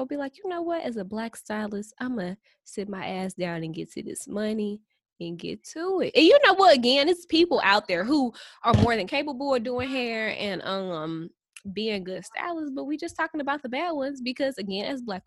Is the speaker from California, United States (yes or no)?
no; St. Louis, Missouri, United States; we're from St. Louis